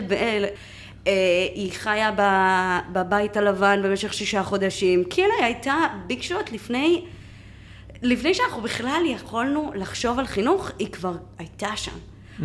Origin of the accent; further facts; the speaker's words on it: Mexico; moved away as an adult; now in Israel; בגיל 18 עליתי לארץ, אה, וכו' וכו', מאיפה? ממקסיקו. אה, כן, אני באתי במקסיקו, במקסיקו. נולדתי, גדלתי שם